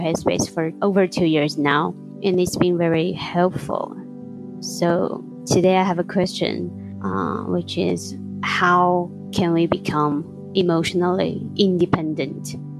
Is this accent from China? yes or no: yes; China; I'm from China